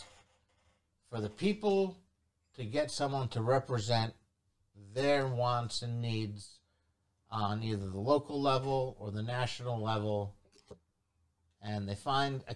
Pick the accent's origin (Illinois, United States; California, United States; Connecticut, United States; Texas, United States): Connecticut, United States; Fairfield; I am from Fairfield, Connecticut. Born and raised